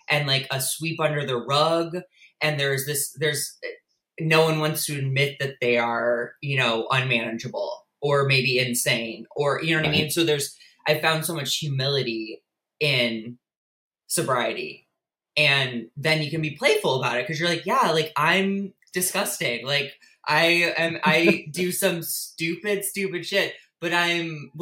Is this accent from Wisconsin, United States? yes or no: no; St. Louis, Missouri, United States; I was born and raised in St. Louis, Missouri